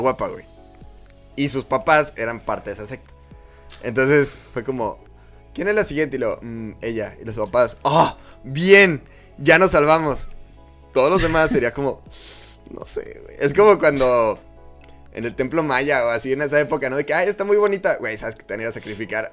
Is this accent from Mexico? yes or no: yes; Mexico; somos mexicanos todos